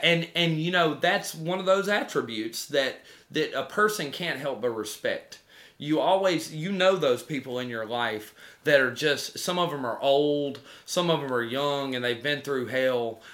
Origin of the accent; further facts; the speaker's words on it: United States; I'm an American